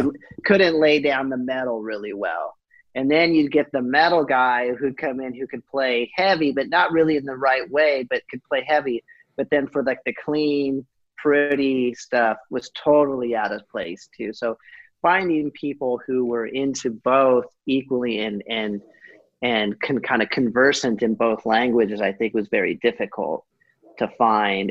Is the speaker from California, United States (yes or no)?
yes; Southern California, United States; growing up in Southern California